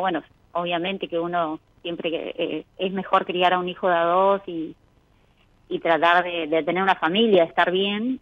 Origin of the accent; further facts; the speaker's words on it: Los Antiguos, Santa Cruz, Argentina; Soy de los antiguos provincias de Santa Cruz